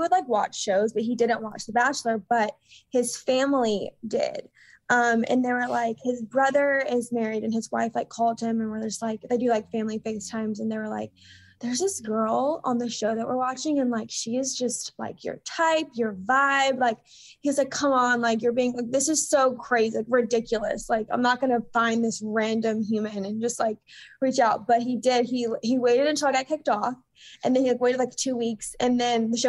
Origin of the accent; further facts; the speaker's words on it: Alabama, United States; moved away as an adult; now in Bay Area, United States; we went back home to my hometown in Alabama